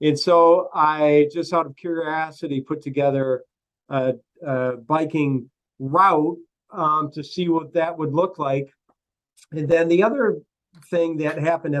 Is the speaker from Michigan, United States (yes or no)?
yes; Manistique, Michigan, United States; now in Bloomfield Hills, United States; I grew up in Manistique up in the Upper Peninsula in the Banana Belt on the south side of the UP